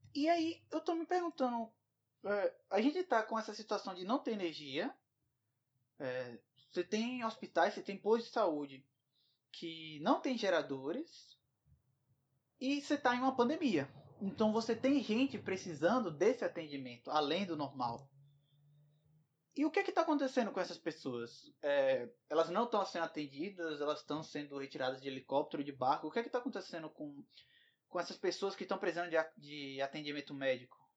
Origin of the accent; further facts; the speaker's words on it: Bahia, Brazil; a Bahia, de onde eu venho